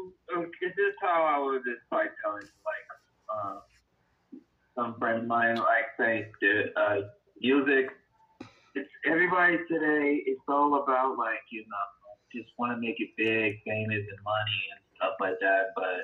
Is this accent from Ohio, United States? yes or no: yes; Cleveland, Ohio, United States; we're not from, like, you know, where everybody's from. We're from Cleveland. Like, we're kind of, like, just stuck in the middle here